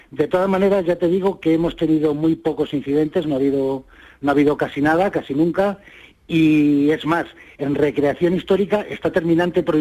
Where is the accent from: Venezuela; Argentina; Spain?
Spain; nosotros somos españoles y mejor que nosotros no va a dar el tipo nadie?